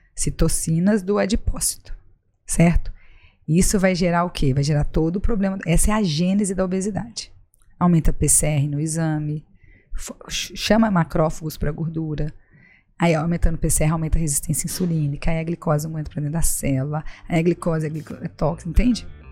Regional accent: Juiz de Fora, Minas Gerais, Brazil; moved away as an adult; also born or lived in Brasília / São Paulo; now in Florianópolis, Brazil; logo eu voltei a Juiz de Fora, que é a cidade onde eu morei, onde eu estudei, formei em medicina

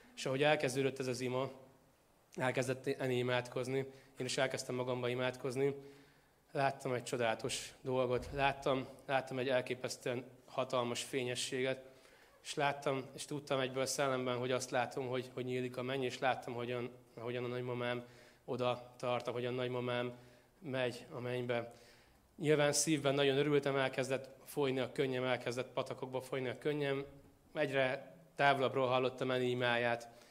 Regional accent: Tószeg, Jász-Nagykun-Szolnok, Hungary; moved away; én Tószegről származom Szolnok mellől

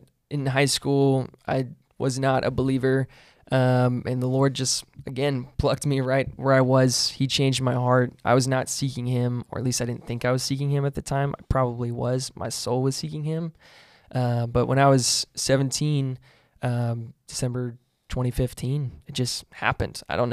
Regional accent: Burlington, Kentucky, United States; Born and raised in Northern Kentucky, so I'm a Northern Kentuckyite, NKY, let's go. Boone County, Burlington, it's where I grew up.

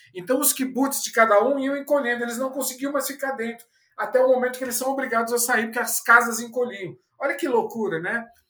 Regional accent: São Paulo, Brazil; also born or lived in Fortaleza; eu sou paulistano

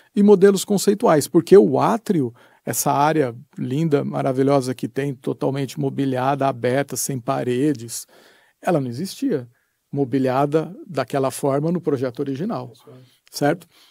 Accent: Brazil; eu sou lá do Brasil

